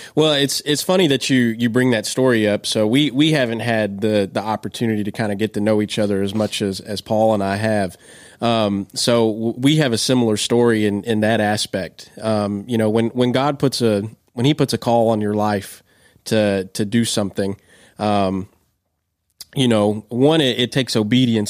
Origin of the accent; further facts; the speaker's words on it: just outside of Lexington, central Kentucky, United States; now in Lenoir City, United States; I grew up in, in central Kentucky, just outside of Lexington